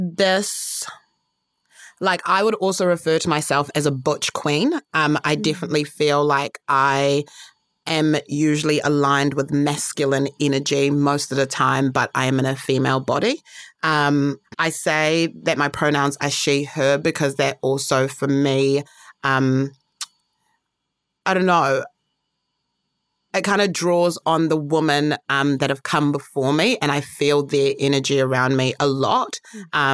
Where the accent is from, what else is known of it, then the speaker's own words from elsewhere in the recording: Harare, Zimbabwe; moved away; I was born in Zimbabwe, Harare, proud Zimbabwean